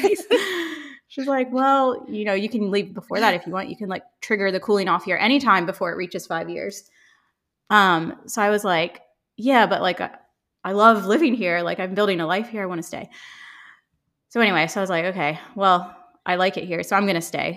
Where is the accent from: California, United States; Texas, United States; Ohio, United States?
Ohio, United States; accent: American; moved away as an adult; also born or lived in Chicago / London; I grew up in Ohio, and then I lived in Chicago after college, and then I transferred to London with my company